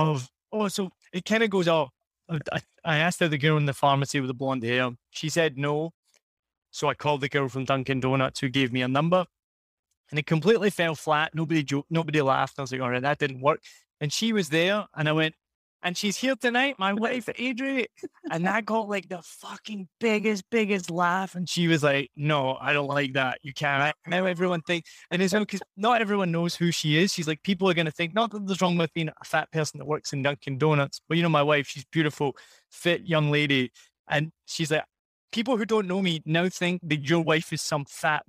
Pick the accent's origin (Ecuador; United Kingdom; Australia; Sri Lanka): United Kingdom; Scotland; accent: Scottish; moved away as an adult; also born or lived in Rhode Island, United States; I lived here 4 years. I'm from Scotland.